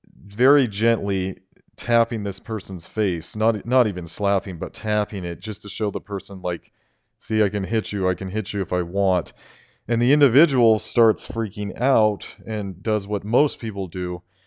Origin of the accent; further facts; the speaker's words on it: United States; I am an American citizen